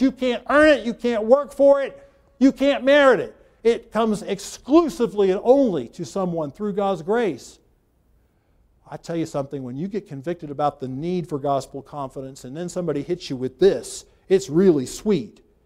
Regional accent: United States; I was born in America

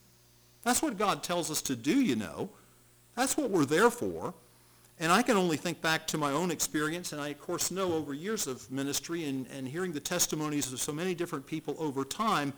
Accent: Charleston, South Carolina, United States; where I grew up in Charleston, South Carolina

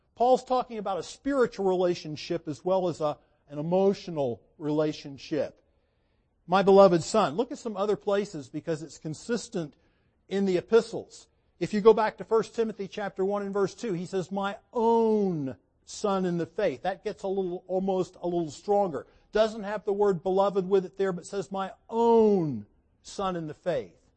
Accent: United States; I grew up in America

